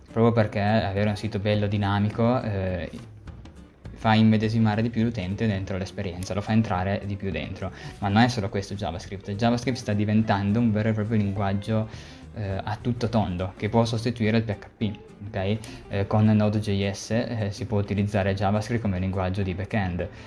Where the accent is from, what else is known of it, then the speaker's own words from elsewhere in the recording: Cuneo, Piedmont, Italy; l'azienda che tra l'altro è cuneese io sono anche di Cuneo